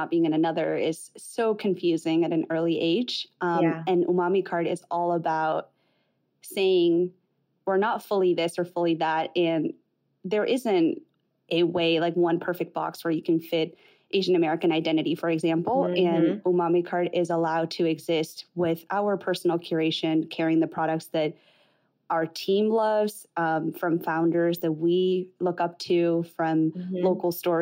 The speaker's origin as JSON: {"language": "English", "country": "Spain", "tie": "born or raised there", "moved": "as an adult", "lives_now": "United States", "said": "I was born in Spain to Chinese immigrant parents. My parents immigrated from China to Spain in their early 20s, and I was born there. I grew up there"}